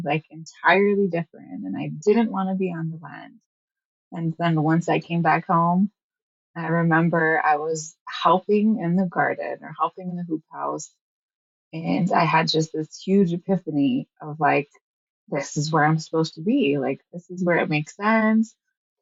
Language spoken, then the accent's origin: English; Chamisal, New Mexico, United States; I'm calling in from a small village named Chamisal. It is in Taos County, New Mexico. And it is actually where I've spent majority of my life